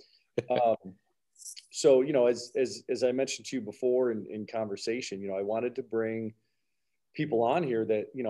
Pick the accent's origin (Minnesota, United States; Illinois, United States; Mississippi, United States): Illinois, United States; Glen Ellyn; a lot of people that I grew up with in the Glen Ellen and Wheaton area